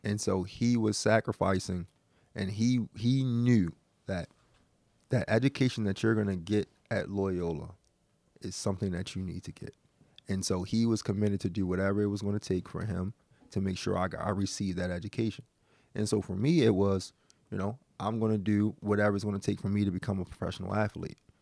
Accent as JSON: {"language": "English", "town": "Baltimore", "region": "Maryland", "country": "United States", "tie": "born or raised there", "said": "born and raised in West Baltimore"}